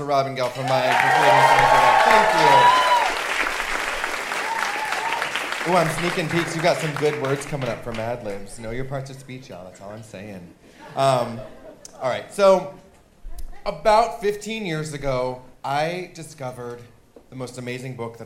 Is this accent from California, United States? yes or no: yes; Orange County, California, United States; growing up in Orange County, California